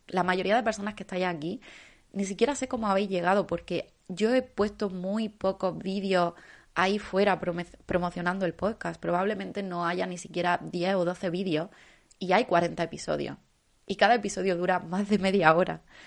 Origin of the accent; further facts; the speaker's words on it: Andalusia, Spain; como andaluza